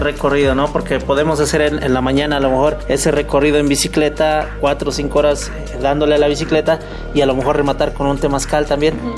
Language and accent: Spanish; Mexico; México como mexicanos damos la bienvenida a todos